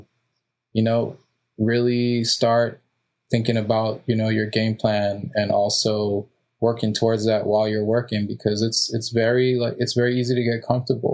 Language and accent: English; Mexico; now in United States; I was born in Mexico and my father was too.